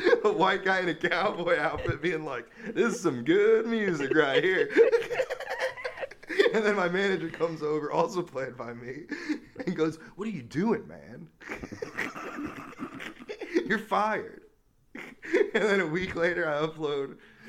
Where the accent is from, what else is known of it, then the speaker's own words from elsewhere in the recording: Cleveland, Ohio, United States; I'm from Cleveland.